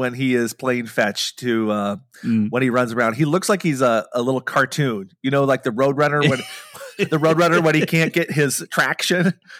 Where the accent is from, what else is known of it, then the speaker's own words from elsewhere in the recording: Iowa, United States; moved away; I was born in Iowa.